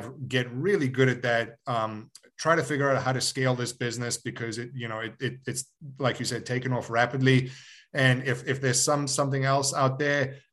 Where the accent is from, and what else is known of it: Johannesburg, Gauteng, South Africa; born or raised there; moved away; also born or lived in Yugoslavia